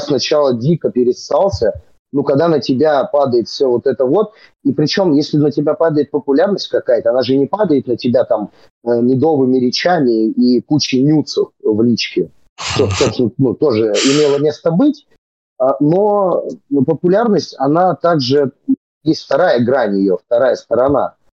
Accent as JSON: {"language": "Russian", "town": "Serpukhov", "region": "Moscow Oblast", "country": "Russia", "tie": "born or raised there", "said": "Я-то вообще родился там, потому что там, где я жил, собственно, и вырос, просто нет роддома"}